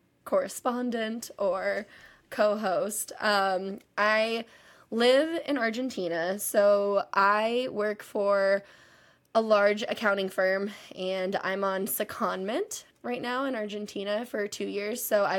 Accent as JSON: {"language": "English", "region": "Texas", "country": "United States", "said": "I'm from Texas, kind of, but I've lived literally all over."}